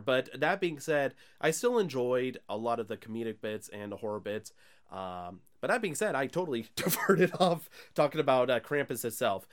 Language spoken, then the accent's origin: English; the Bible Belt, United States; we're pretty much from the Bible Belt here